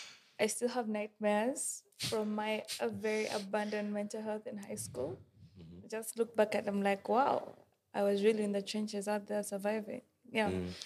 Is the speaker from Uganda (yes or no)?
yes; Uganda; I'm from Uganda